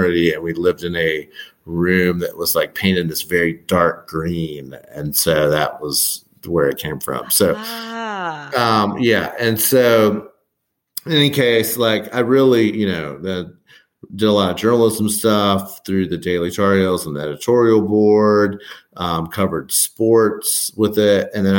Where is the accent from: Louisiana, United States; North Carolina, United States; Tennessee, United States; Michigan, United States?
North Carolina, United States; Robeson County; moved away as an adult; also born or lived in Washington, D.C.; now in Atlanta, United States; grew up in North Carolina, the capital of the South